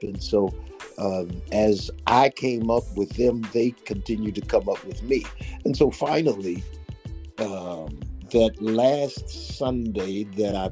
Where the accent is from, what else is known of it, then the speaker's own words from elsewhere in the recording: Summit, Illinois, United States; also born or lived in Ohio; now in Indiana, United States; My mother lives in Maywood, Illinois, and I grew up in Argo Summit, Illinois